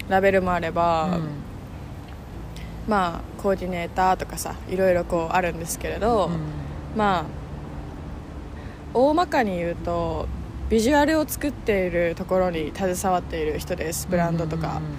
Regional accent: Kobe, Hyogo, Japan; born there; 生まれたの神戸そうだよねうん、まあ、神戸、ね、兵庫兵庫県です

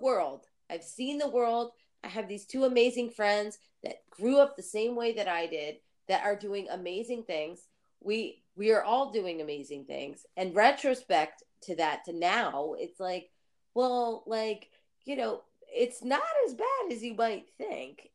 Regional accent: New Jersey, United States; I'm from New Jersey

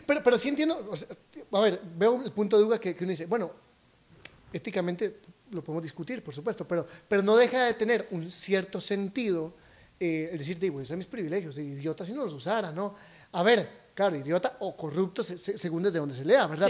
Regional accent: Costa Rica; me siento orgullosamente costarricense

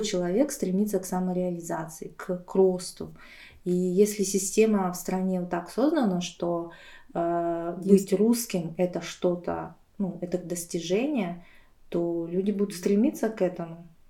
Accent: Aktobe, Aktobe Region, Kazakhstan; moved away; also born or lived in Buryatia; я просто училась в Казахстане

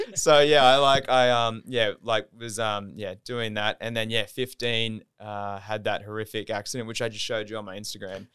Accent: Gold Coast, Queensland, Australia; also born or lived in Southport, Queensland; now in Brisbane, Australia; born in Southport, raised in Burley

